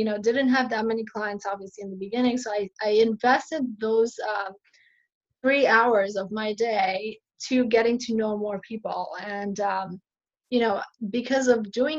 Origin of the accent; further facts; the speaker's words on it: New York City, New York, United States; also born or lived in Buffalo, New York / Michigan; I grew up in Astoria